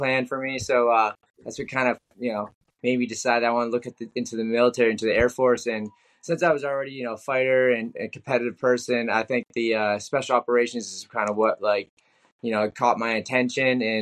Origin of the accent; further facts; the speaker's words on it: Freetown, Massachusetts, United States; I grew up in this town called Freetown, like 45 minutes south of the city.